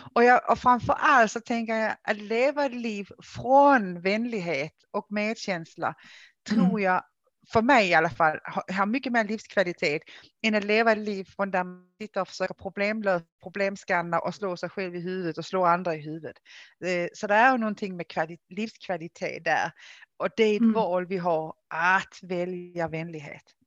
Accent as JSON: {"language": "Swedish", "country": "Denmark", "second_language": "Swedish", "moved": "yes", "lives_now": "Sweden", "said": "Jag är ju dansk. Det känns som jag alltid behöver liksom säga det här i Sverige. Jag är dansk från början, som ni tycker jag har en konstig dialekt så det är därför. Ehm, har ju då bott i Sverige i många år"}